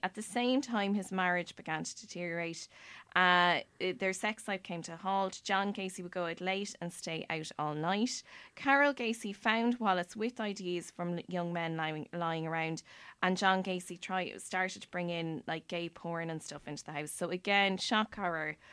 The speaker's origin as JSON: {"language": "English", "country": "Ireland", "said": "as Irish people"}